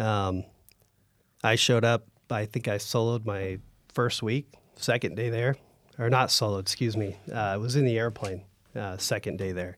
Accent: Northern California, United States; moved away as an adult; also born or lived in North Dakota; growing up in NorCal

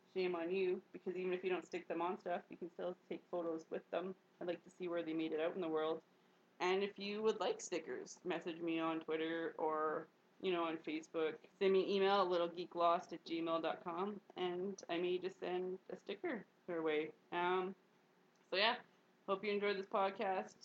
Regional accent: Canada; I'm just a Canadian

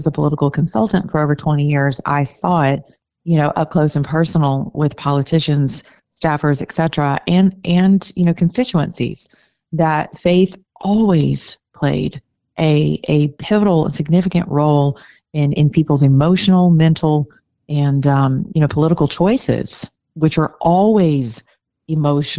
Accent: the South, United States; I'm from the South.

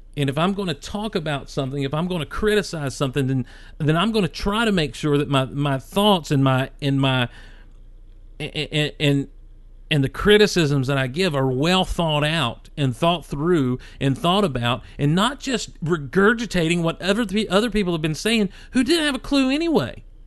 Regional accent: Athens, Georgia, United States; I was born in Athens back in 1977

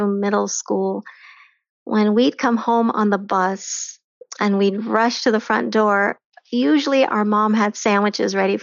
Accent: North Carolina, United States; moved away as an adult; also born or lived in India / Florida / Ohio / Chicago; now in McKinney, United States; So I was born in India, and then I moved to the United States when I was two. I lived in Florida, Ohio, Chicago, but North Carolina is where I really grew up.

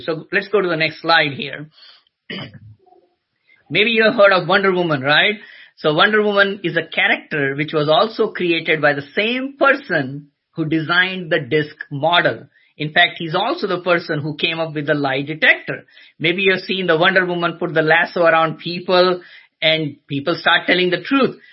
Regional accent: Agra, Uttar Pradesh, India; now in United States; I was born in a city called Agra, which is famous for Taj Mahal

